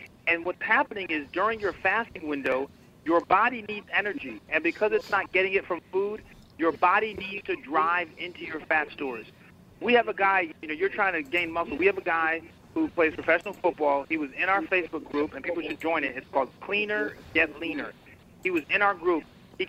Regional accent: Connecticut, United States; also born or lived in Boston / New York; I actually grew up in Connecticut.

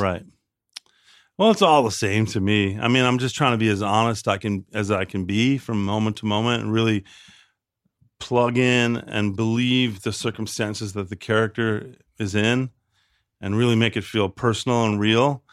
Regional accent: Chicago, Illinois, United States; moved away; Chicago. I'm from the south side of Chicago

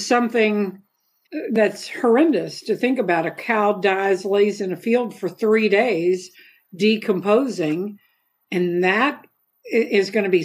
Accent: Kentucky, United States; moved away; I'm from Kentucky originally

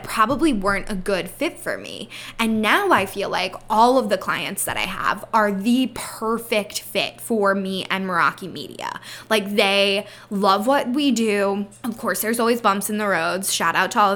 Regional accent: Pennsylvania, United States; I am from Pennsylvania

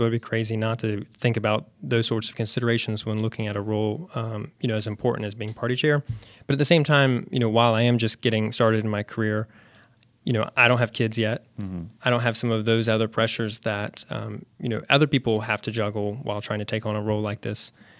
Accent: Charlotte, North Carolina, United States; Yeah. So I grew up in South Charlotte.

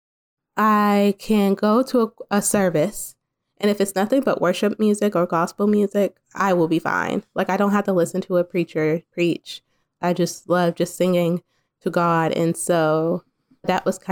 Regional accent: Huntsville, Alabama, United States; also born or lived in Waukegan, Illinois; I'm joining y'all from Huntsville, Alabama, space capital USA, Rocket City, basically. I was raised here.

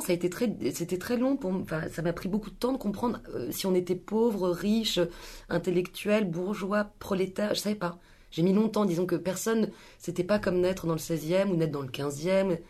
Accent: Paris, Île-de-France, France; À Paris, dans le 13e, dans le sud, dans le sud du 13e

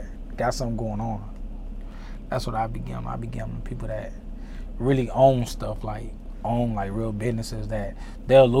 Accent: Atlanta, Georgia, United States; also born or lived in Puerto Rico; I came to Atlanta when I was about 3

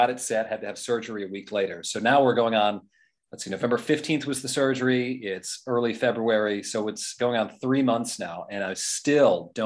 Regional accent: New Jersey, United States; now in Boston, United States; I grew up mostly in Jersey

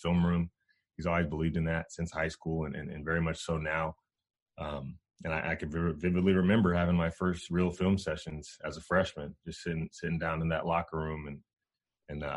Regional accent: Sacramento, California, United States; also born or lived in Bakersfield, California / Fresno, California; we were raised by my mom up in Sacramento for the most part. And then around seventh grade, we ended up going back to Bakersfield

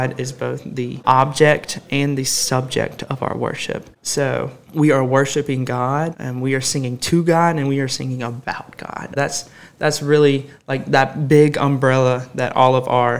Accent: Summerton, South Carolina, United States; moved away as an adult; now in Anderson, United States; I'm originally from Somerton, South Carolina, which is about 3 hours away from Anderson

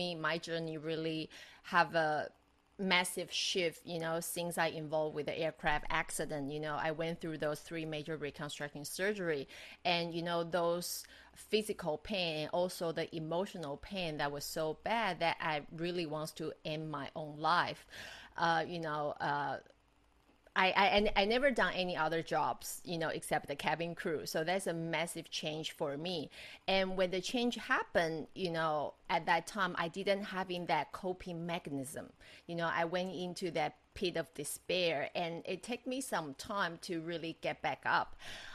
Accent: Taiwan; moved away as an adult; also born or lived in United States / Macau / Dubai, UAE / Australia; I'm Taiwanese, but I'm married Australian

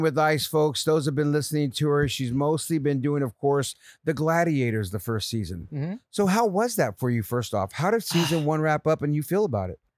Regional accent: Santa Clara County, California, United States; born or raised there

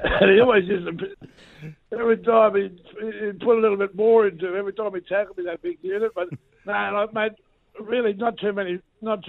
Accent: Cairns, Queensland, Australia; moved away as an adult; back towards Cairns, you know, back to home. Like I'm a Queenslander, mate, and you know, North Queensland more in particular

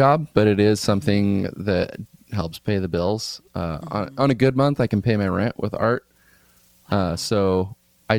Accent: Midwest, United States; now in Oakland, United States; I grew up around farms in the Midwest

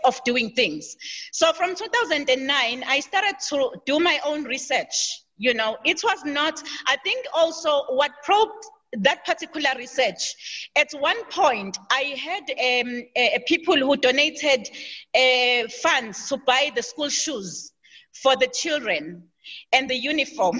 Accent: Durban, KwaZulu-Natal, South Africa; I was born in KZN, KwaZulu-Natal, and I grew up in KwaZulu-Natal in the township called Chesterville

